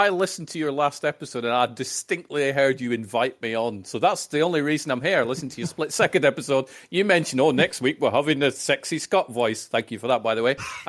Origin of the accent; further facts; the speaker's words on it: 26 miles north of Edinburgh, Scotland, United Kingdom; So no, I'm 26 miles north of Edinburgh